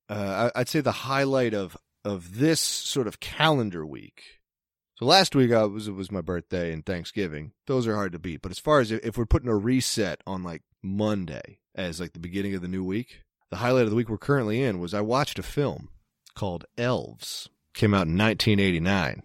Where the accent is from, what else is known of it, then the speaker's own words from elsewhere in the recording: East Coast, United States; moved away; I'm from the East Coast